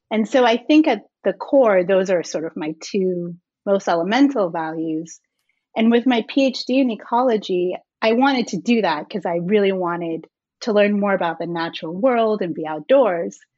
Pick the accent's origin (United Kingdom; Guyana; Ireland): Guyana; also born or lived in Jamaica; So I was born in Jamaica and I spent most of my formative years in Guyana in South America. And it's a fairly impoverished country, but it's also home to a portion of the Amazon rainforest.